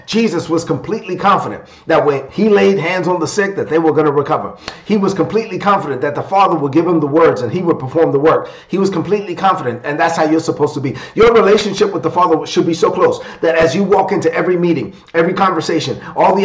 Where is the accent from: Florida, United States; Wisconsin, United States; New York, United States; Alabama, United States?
New York, United States; New York City; I was raised in East New York, Brooklyn. I'm of Dominican and a child of immigrants from the Dominican Republic. So I'm a Dominican kid from Brooklyn.